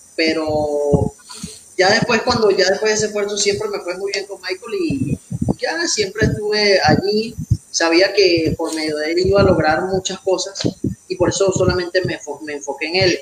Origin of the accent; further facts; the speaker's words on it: Valencia, Carabobo, Venezuela; moved away as an adult; now in Mexico; yo soy de Venezuela, eh, Valencia, Estado Carabobo. Este, ya tengo tres años aquí en México